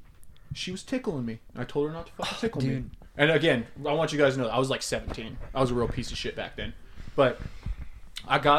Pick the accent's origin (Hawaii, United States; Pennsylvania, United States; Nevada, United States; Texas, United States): Nevada, United States; Las Vegas; I grew up in Vegas